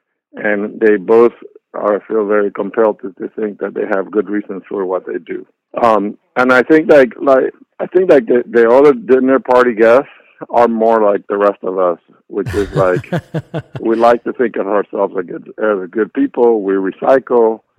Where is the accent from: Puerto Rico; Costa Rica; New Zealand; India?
Puerto Rico; accent: mix of Peruvian Spanish; I identify myself as Puerto Rican, but with the caveat that when I grew up there, people didn't think of me as a Puerto Rican because of my accent.